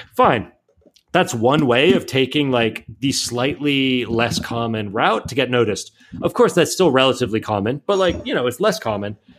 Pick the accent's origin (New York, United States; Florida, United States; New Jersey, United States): Florida, United States; Miami; moved away as an adult; also born or lived in Atlanta / San Francisco; now in Spain; I grew up in Miami